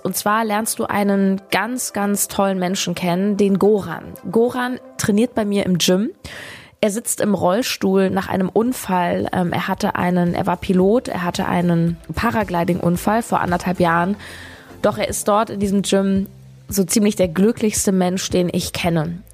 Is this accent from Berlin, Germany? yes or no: yes; Berlin, Germany; meine Heimat Berlin